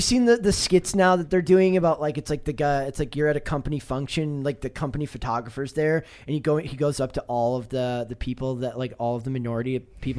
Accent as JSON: {"language": "English", "region": "Midwest", "country": "United States", "tie": "born or raised there", "said": "I grew up in the Midwest, uh, in the nineties"}